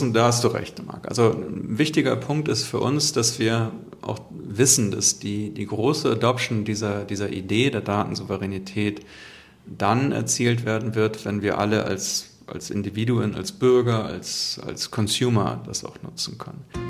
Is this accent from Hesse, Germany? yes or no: no; Hamburg, Germany; ich komme ja aus Hamburg und haben unser hanseatisches Understatement